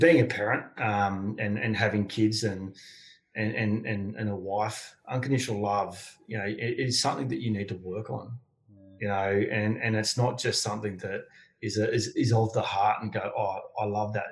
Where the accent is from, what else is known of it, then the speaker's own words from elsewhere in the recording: Sydney, New South Wales, Australia; grew up on the outskirts of Sydney, uh, on the south uh, south of Sydney